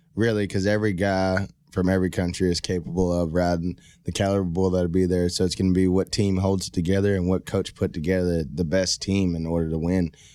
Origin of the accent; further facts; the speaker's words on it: Rockdale, Texas, United States; also born or lived in Baytown, Texas; I'm originally from a small town called Rockdale, Texas